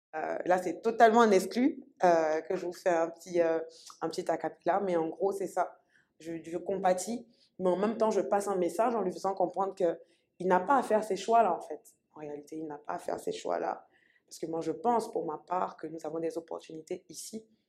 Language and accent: French; Côte d’Ivoire; je suis ivoirienne, je suis ivoirienne.